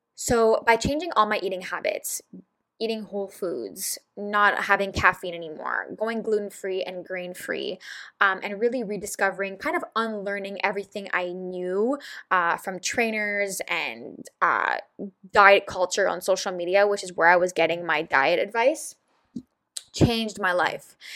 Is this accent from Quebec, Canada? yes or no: yes; Montreal, Quebec, Canada; I am from Montreal, Canada, which is in Quebec